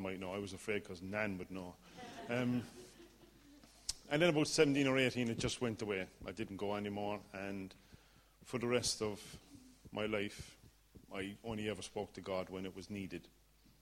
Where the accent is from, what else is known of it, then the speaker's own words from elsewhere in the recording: Ireland; accent: Irish; As you can tell from the accent, I'm Irish, born and bred.